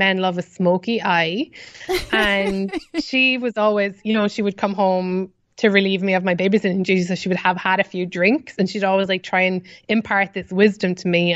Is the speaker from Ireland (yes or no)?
yes; Ireland; accent: Irish; moved away as an adult; now in New York, United States; as an Irish person, we really communicate in small talk